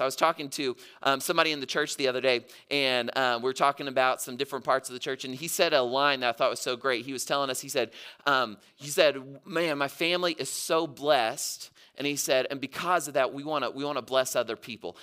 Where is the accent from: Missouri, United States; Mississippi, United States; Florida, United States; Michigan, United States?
Mississippi, United States; moved away; I grew up in Mississippi